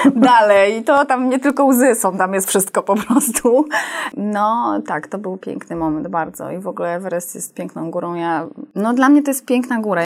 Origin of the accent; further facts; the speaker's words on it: Gdynia, Pomeranian Voivodeship, Poland; ja jestem rodowitą kaszubką